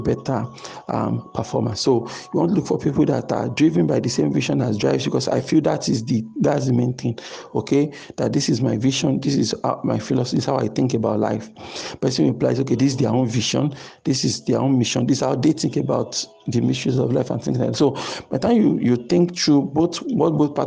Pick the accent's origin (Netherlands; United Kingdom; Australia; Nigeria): Nigeria; Nigerians growing up in Nigeria